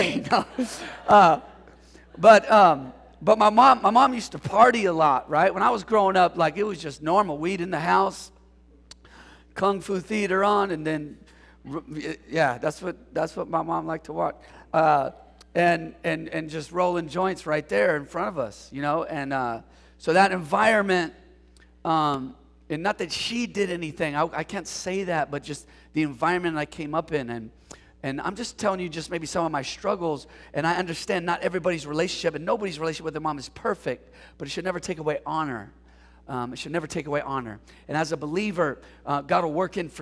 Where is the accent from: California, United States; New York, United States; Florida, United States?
California, United States; San Jose; the reason why I say I'm from San Jose, San Francisco Bay, is because my mom put us on a bus and sent us to my dad's for the summer. And so we came to San Jose to live with my dad